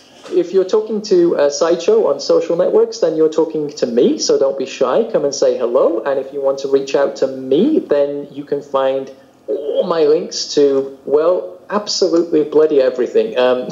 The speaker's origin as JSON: {"language": "English", "country": "United Kingdom", "accent": "British", "said": "Obviously, I still sound incredibly British to most people."}